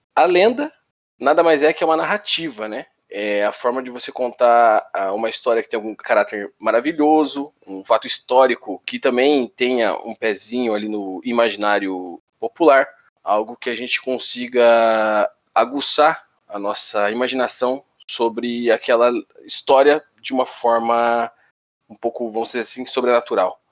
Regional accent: Brazil; sendo brasileiro

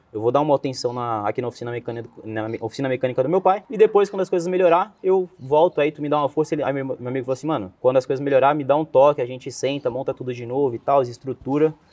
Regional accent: Cubatão, São Paulo, Brazil; Eu sou nascido em Cubatão, né? Que é na Baixada Santista, em São Paulo

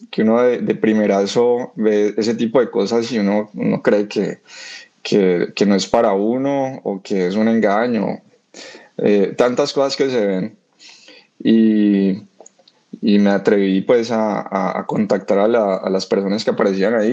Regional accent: Colombia; él, y yo somos la cuota colombiana de, la banda.

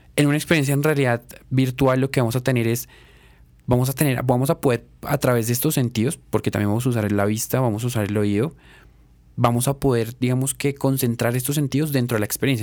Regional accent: Colombia; como colombiano

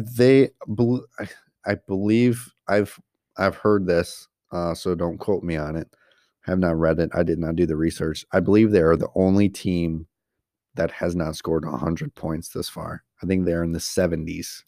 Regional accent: Coleman, Wisconsin, United States; we grew up in Coleman, Coleman, Wisconsin

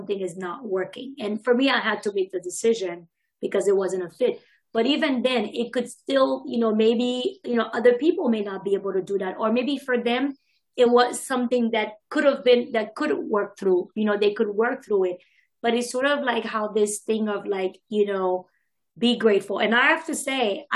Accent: Haiti; now in United States; I'm Haitian American. So I grew up, was born here, grew up in Haiti. And I've been here for many, many years, over 20 years now, probably going on 30 now soon.

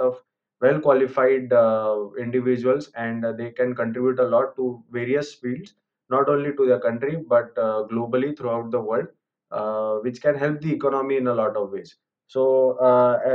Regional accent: India; I'm from India

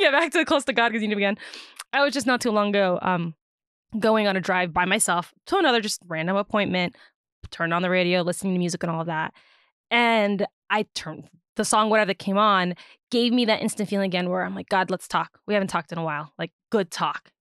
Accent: Virginia, United States; I am born and raised in Virginia

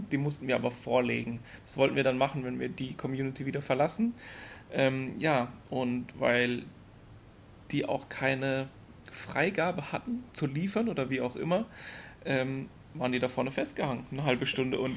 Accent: Germany; now in United Arab Emirates; als Deutsche sind wir so ein bisschen unterfordert.

